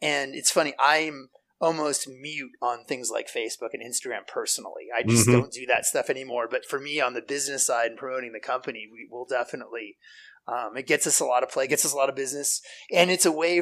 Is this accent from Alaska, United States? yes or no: yes; Alaska, United States; I born and raised in Alaska.